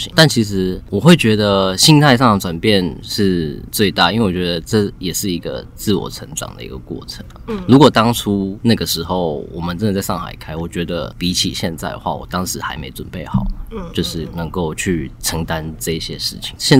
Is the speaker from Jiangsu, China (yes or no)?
no; Shanghai, China; also born or lived in Taichung, Taiwan; 其实我是在上海长大的，因为我那时候家人都在那边工作，然后很小就过去这样子，是因为当兵回台湾工作才认识他的。